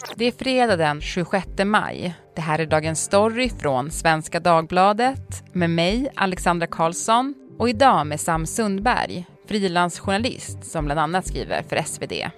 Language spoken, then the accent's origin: Swedish; Piteå, Norrbotten County, Sweden; moved away; när jag var liten och det var 30 minus i Piteå då, där jag kommer ifrån